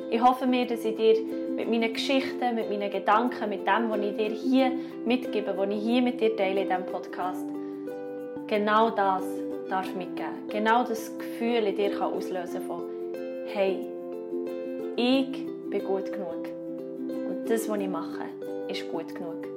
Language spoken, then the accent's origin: German; Bern, Switzerland; ich bin eine Berner Singer-Songwriter und Schauspielerin